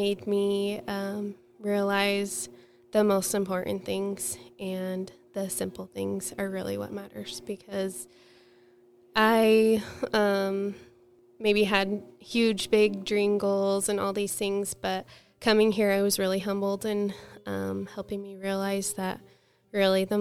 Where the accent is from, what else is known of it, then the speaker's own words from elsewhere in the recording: Centerville, Utah, United States; moved away as an adult; also born or lived in Portland, Oregon / Rexburg, Idaho; now in Basin City, United States; I was born in Portland, Oregon, and we lived there for 5 years. And then we moved to Centerville, Utah, and that's where my family is now, and that's where I grew up.